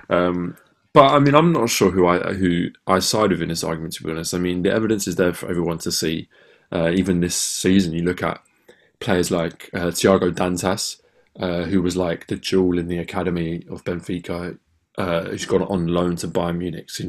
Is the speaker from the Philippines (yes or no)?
no; England, United Kingdom; because it's quite an alien concept really for us as English football fans